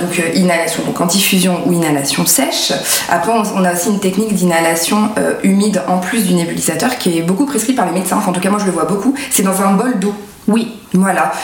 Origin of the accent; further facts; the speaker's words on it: France; on est français